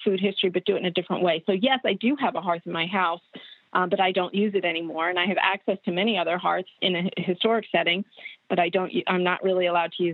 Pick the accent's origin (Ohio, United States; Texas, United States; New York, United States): New York, United States; moved away as an adult; also born or lived in Geneva, New York; now in Maryland, United States; I'm actually from New York, even though I do a lot with Maryland food history. I've lived here for almost 22 years. I grew up right outside of New York City